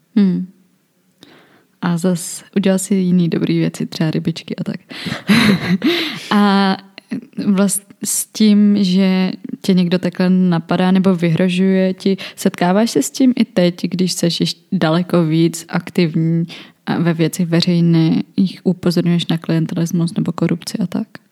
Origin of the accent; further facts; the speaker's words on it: South Bohemian Region, Czechia; já jsem z Jižních Čech